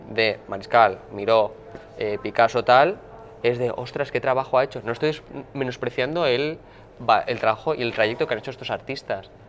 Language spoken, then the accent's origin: Spanish; northern Spain, Spain; porque soy del norte de España y estaba lloviendo todos los santos días, y todo es verde porque todo es bosque, fenomenal.